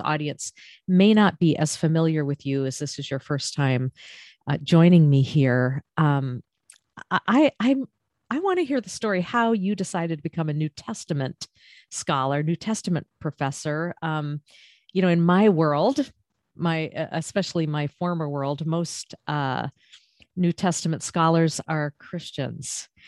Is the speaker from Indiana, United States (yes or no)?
no; Maine, United States; now in Florida, United States; I'm originally from Maine and, uh, now living in Florida